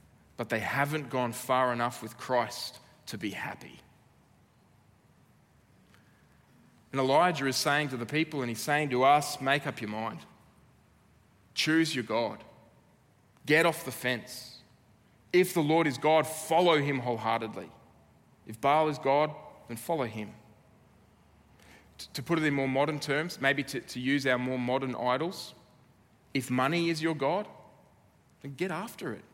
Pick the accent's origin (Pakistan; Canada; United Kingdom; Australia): Australia; as an Aussie